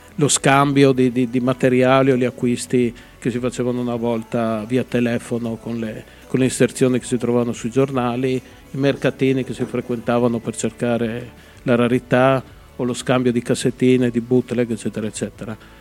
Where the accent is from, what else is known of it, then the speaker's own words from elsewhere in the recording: Udine, Friuli-Venezia Giulia, Italy; la mia città che è Udine